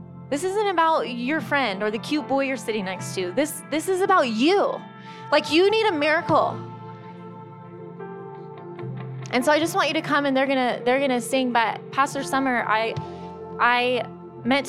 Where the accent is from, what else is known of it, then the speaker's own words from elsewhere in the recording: San Diego, California, United States; moved away; I'm from San Diego